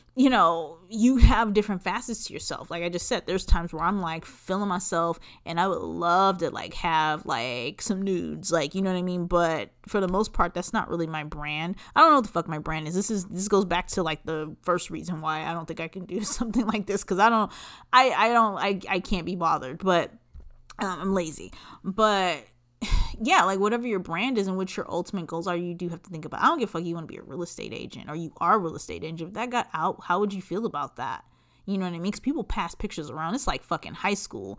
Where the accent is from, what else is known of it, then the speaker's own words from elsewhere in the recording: Los Angeles, California, United States; I'm from Los Angeles, and I would go downtown